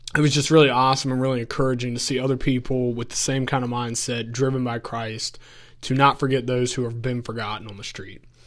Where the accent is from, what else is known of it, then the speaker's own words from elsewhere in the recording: Augusta County, Virginia, United States; I grew up in Augusta County. So if anyone's familiar, it's the valley that is literally in between UVA College and Virginia Tech